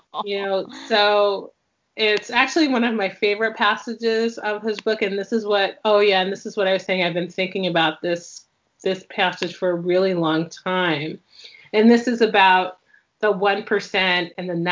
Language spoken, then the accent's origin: English; New York, United States; also born or lived in Chicago / Seattle / Miami; now in Pacific Northwest, United States; I was born and raised in New York and lived in Seattle and Miami